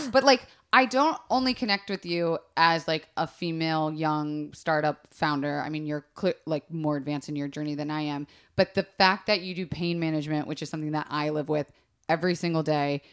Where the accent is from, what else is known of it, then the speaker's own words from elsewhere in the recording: Florida, United States; growing up in Florida